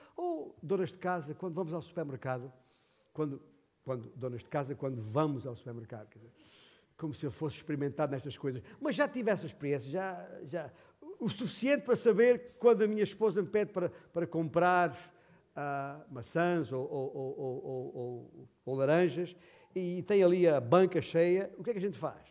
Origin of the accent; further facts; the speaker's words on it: Beja, Alentejo, Portugal; nascido e criado em, em Beja